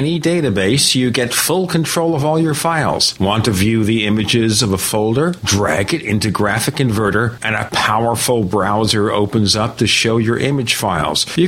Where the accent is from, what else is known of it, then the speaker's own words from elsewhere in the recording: New York City, New York, United States; now in Phoenix, United States; I'm from Brooklyn